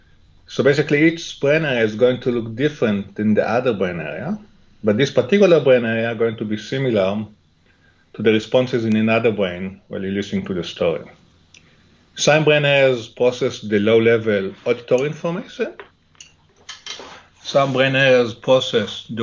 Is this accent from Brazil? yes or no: no; Jerusalem, Jerusalem District, Israel; English is a second language; moved away; I grew up in Jerusalem, in Israel